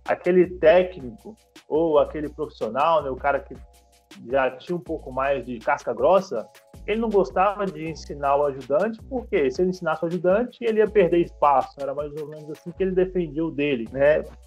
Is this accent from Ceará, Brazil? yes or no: no; Minas Gerais, Brazil; moved away as an adult; eu sou mineiro. Então eu vim de Minas para cá buscando conteúdo